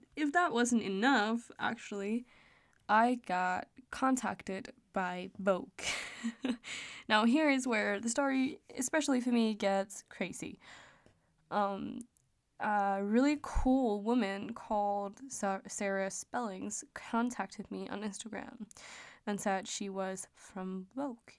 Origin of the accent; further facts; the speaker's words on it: Denmark; English is a second language; I am Danish, so, um, I may have a little bit of an accent when I'm talking English.